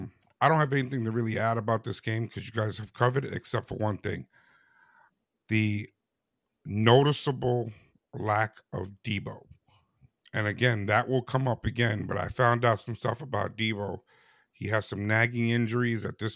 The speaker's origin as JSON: {"language": "English", "region": "New York", "country": "United States", "said": "I'm a New Yorker. I have a lot of Jet paraphernalia in my house. As I told you, I tormented myself as a kid by rooting for them."}